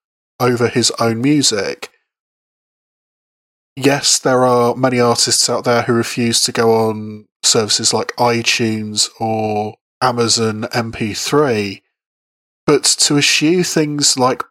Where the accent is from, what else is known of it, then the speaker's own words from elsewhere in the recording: Bath, South West England, United Kingdom; busking on the streets of my hometown of Bath